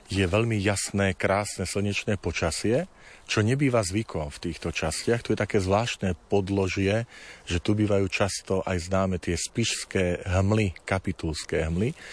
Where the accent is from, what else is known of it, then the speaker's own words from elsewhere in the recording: Tvrdošín, Žilina Region, Slovakia; Ja som vyrastal chlapec z dediny. Medvedzie to je časť pri tvrdošíne, kde sme doma gazdovali.